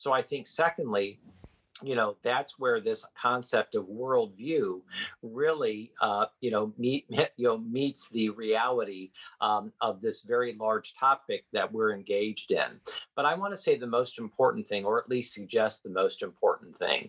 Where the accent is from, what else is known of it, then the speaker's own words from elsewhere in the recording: Midwest, United States; now in Washington, D.C., United States; I was born and raised in the Midwest